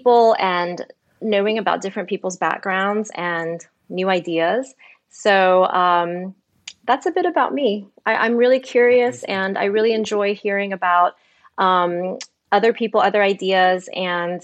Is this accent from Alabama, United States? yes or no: yes; Birmingham, Alabama, United States; moved away as an adult; also born or lived in New York / Shanghai; now in Barcelona, Spain; I was born in Alabama, actually, to Taiwanese immigrant parents. So I'm Taiwanese-American. I grew up in the Deep South from Birmingham, Alabama.